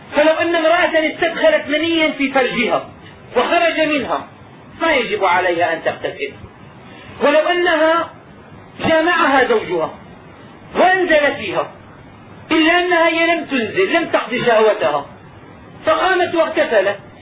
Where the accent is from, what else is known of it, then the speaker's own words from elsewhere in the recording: Damascus, Damascus Governorate, Syria; وعندنا في دمشق